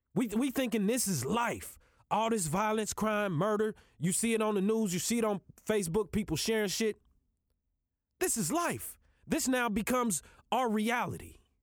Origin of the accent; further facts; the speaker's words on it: Kansas City, United States; I'm from Kansas City. I live in Kansas City.